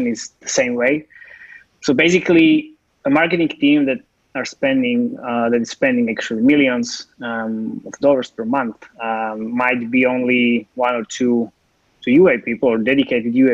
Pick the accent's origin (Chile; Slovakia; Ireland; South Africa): Slovakia; I'm from Slovakia and I'm based here.